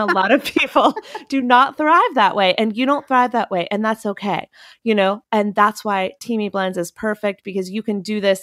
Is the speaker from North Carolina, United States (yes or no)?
yes; Chapel Hill, North Carolina, United States; moved away; my hometown. Well, I'm from Chapel Hill, North Carolina